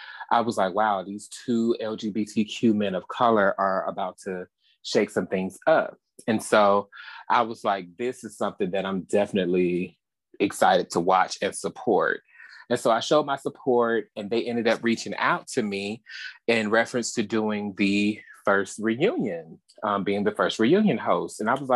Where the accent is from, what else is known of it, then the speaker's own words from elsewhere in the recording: Atlanta, Georgia, United States; now in Dallas, United States; not …, but I still get to the money. Oh, and I am from Atlanta, Georgia, and now in Dallas, Texas